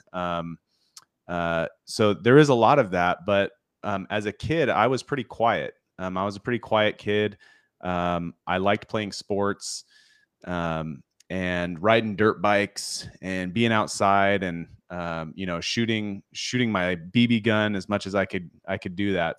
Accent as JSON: {"language": "English", "region": "Washington", "country": "United States", "tie": "born or raised there", "said": "I grew up in Washington State"}